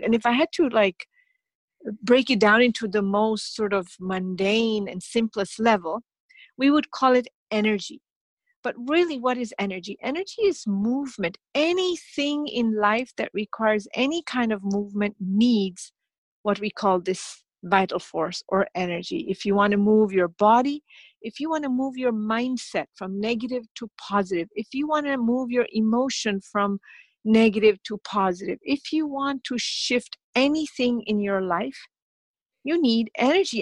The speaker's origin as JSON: {"language": "English", "country": "India", "said": "I'm from India"}